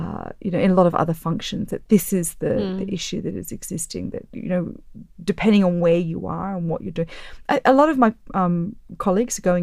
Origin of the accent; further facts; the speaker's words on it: Australia; I'm Australian.